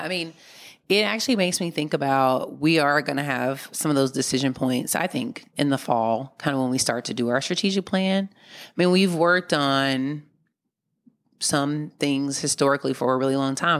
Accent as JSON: {"language": "English", "region": "Mississippi", "country": "United States", "tie": "born or raised there", "moved": "yes", "lives_now": "Oakland, United States", "said": "when I was growing up in Mississippi"}